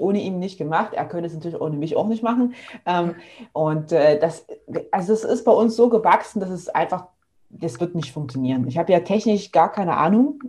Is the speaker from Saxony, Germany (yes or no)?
yes; near Leipzig, Saxony, Germany; moved away as an adult; now in Stuttgart, Germany; Ich komme ursprünglich aus der Nähe von Leipzig, wohne aber jetzt schon seit fast zehn Jahren in Stuttgart